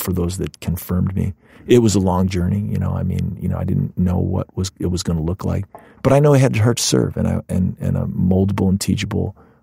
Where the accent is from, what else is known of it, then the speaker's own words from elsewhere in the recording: Cleveland, Ohio, United States; moved away as an adult; also born or lived in Chicago, Illinois; now in Naperville, United States; my hometown in Cleveland